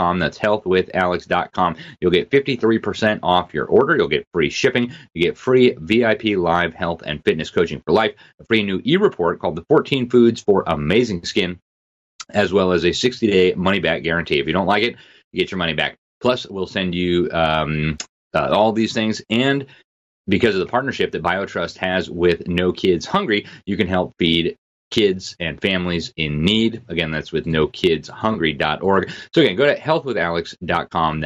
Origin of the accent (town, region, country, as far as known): Florida, United States